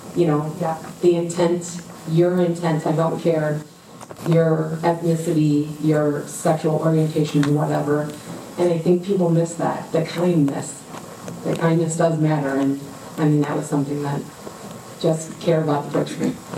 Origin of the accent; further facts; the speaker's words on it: Ferguson, Missouri, United States; I grew up in Warsaw, Ferguson